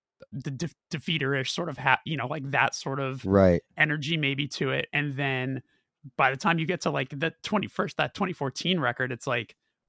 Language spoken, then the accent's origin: English; California, United States; dude, I'm from California.